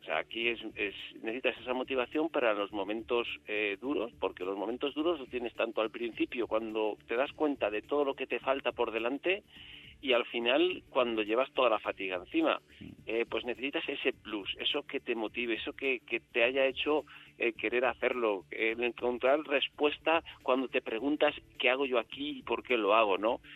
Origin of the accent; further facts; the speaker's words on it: Enguera, Valencian Community, Spain; mi población, yo soy de Enguera